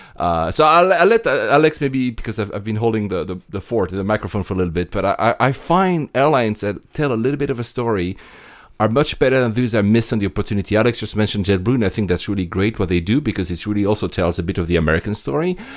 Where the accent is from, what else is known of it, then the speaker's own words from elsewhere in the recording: Greece; as a Greek